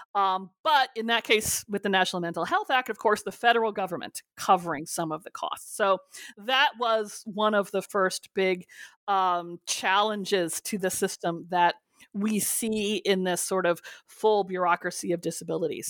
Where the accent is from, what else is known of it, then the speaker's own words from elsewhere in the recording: California, United States; I grew up with as a Californian